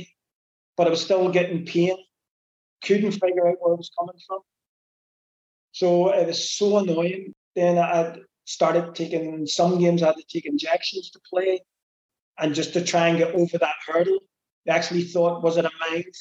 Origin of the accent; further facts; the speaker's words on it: Belfast, Northern Ireland, United Kingdom; moved away; coming from Belfast, and I'm from the Blue Side on the Shankill Road